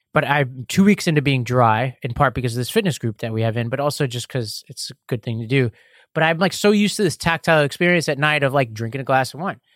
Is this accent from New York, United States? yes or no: yes; New York City, New York, United States; I grew up in Staten Island